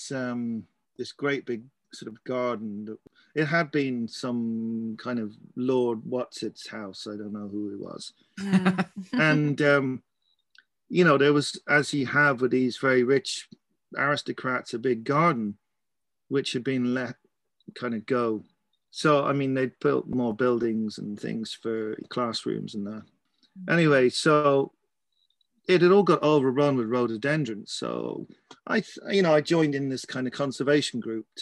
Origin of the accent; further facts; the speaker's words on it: Surrey, South East England, United Kingdom; also born or lived in Scotland / Kent / Wexford, Ireland; now in Ireland; I started out in Scotland, but I don't really remember that. Moved down to Kent and from there to Surrey